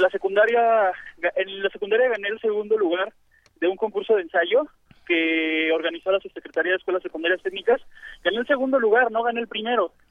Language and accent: Spanish; Mexico City, Mexico; soy de, de Iztapalapa